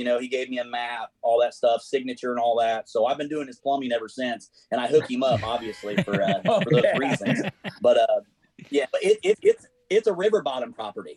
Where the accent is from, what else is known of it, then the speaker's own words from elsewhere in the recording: Indiana, United States; I'm from Indiana